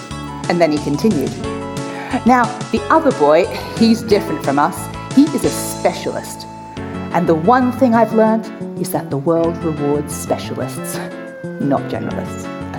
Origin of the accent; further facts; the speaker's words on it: Australia; See, I was born in Australia, but my father's English and my mum was from the little island of Mauritius. So I grew up speaking English and French with this sort of weird accent that didn't really fit anywhere in the world, especially not where I grew up.